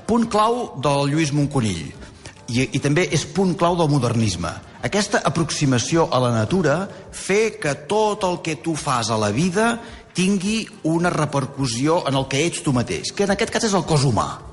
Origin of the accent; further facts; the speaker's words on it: Manresa, Catalonia, Spain; also born or lived in Terrassa; jo sóc de Manresa